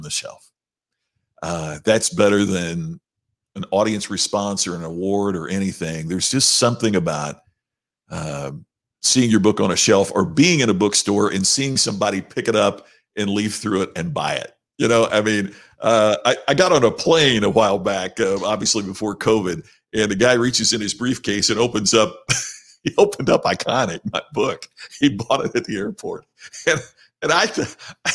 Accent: Southern Indiana, United States; Growing up in Southern Indiana at that time was a pretty amazing thing

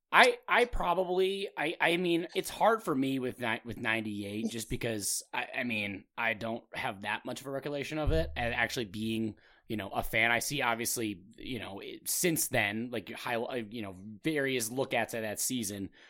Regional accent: Minnesota, United States; also born or lived in New York; I'm from Minnesota.

